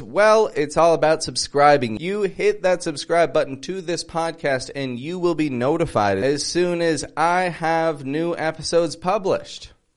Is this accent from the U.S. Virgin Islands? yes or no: no; Toronto, Ontario, Canada; now in Mexico; I'm from Toronto, I live in Mexico